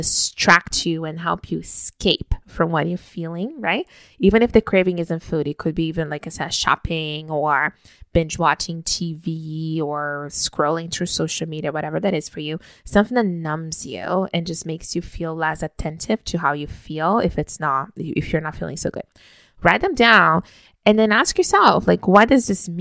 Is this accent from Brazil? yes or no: yes; Brazil; moved away; growing up in Brazil, we woke up every single morning with my parents bringing us a hot cup of hot chocolate